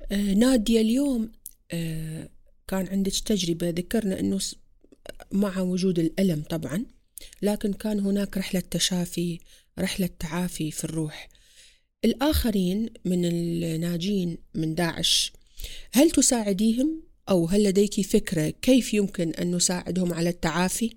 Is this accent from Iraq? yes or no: yes; Iraq; كمرأة كإنسانة كعربية كعراقية